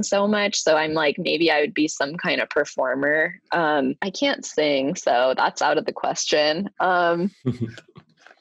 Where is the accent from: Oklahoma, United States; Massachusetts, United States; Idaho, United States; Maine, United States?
Idaho, United States; now in New York City, United States; growing up in Idaho in the Mountain West